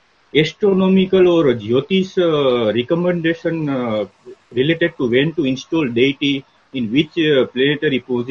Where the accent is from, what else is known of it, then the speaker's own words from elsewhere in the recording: Gujarat, India; I am from Gujarat